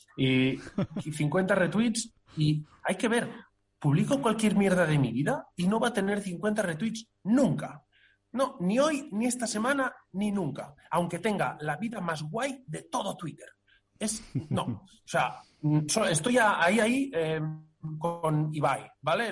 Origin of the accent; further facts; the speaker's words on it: Catalonia, Spain; somos catalanes